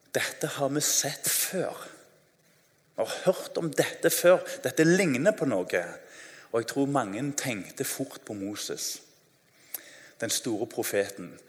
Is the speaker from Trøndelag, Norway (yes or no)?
no; Tananger, Rogaland, Norway; Jeg husker når jeg var ungdom, det er ikke lenge siden, så eh, husker jeg Hjemme i Tananger